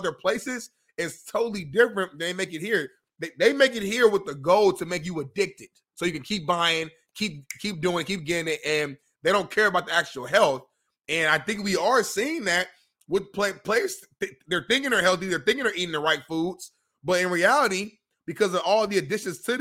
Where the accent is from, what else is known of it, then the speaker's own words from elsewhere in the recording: United States; as an American